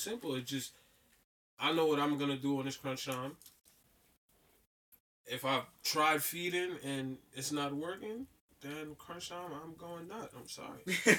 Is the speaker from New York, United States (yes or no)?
yes; New York City, New York, United States; also born or lived in Bronx, New York / Jamaica / Georgia, United States; Then I moved to Georgia for a year. Then I came back to Brooklyn.